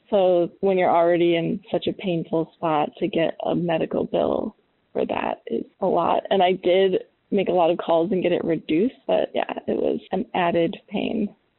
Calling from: Albany, New York, United States; I'm calling from Albany, New York

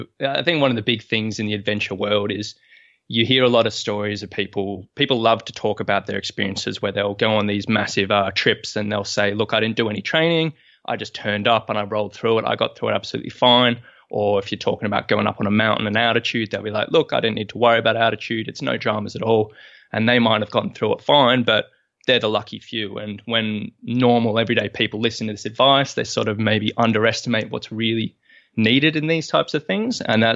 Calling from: Sydney, New South Wales, Australia; I'm coming from Sydney, Australia this morning.

